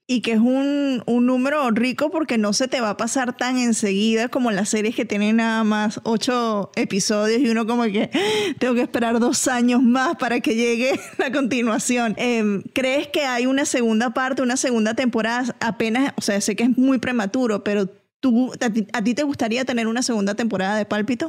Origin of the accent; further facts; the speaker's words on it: Venezuela; soy venezolana